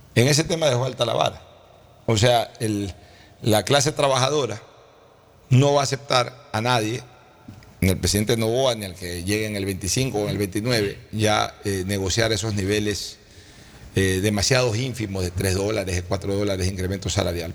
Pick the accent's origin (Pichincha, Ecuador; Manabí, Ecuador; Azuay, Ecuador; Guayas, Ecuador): Guayas, Ecuador; Guayaquil